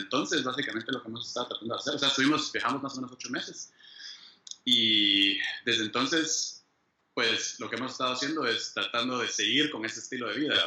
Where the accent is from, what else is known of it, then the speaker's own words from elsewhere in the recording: Guatemala; moved away as an adult; also born or lived in Austria; now in United States; soy de Guate, yo eh, pues, ahí, nací, ahí crecí